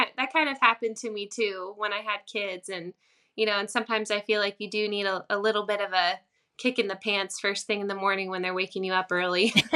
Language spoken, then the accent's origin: English; Virginia, United States; i started playing in coffee shops in my hometown um, there was a little cafe close to here